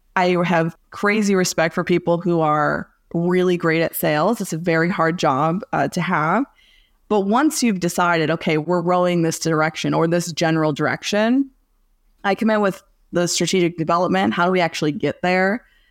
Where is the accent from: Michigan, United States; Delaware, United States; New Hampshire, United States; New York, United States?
Michigan, United States; Southeast; also born or lived in Los Angeles / Dearborn / Sterling Heights / Bloomfield; originally, I'm from Los Angeles, but I was mostly raised, uh, in Southeast Michigan.